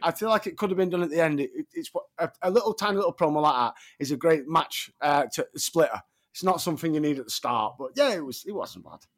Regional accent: Sheffield, Yorkshire and the Humber, United Kingdom; Sheffield, my hometown

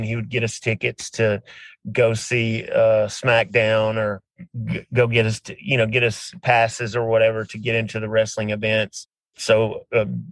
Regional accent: Memphis, Tennessee, United States; born or raised there

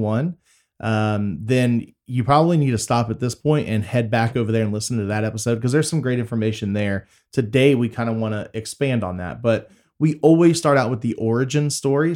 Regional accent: Waller, Texas, United States; also born or lived in Tomball, Texas; I grew up in Waller

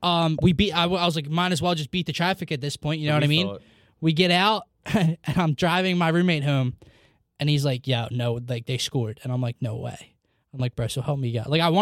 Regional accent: New Jersey, United States; I remember Wells Fargo's growing up in Jersey.

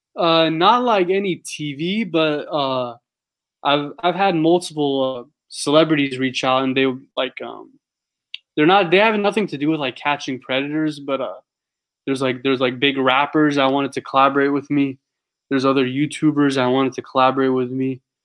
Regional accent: San Diego, California, United States; I'm from San Diego

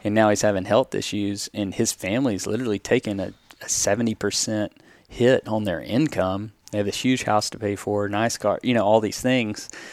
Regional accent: the South, United States; growing up in the South and predominantly white small towns like I grew up

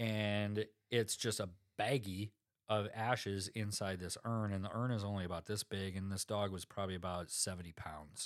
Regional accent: South Dakota, United States; I'm from South Dakota

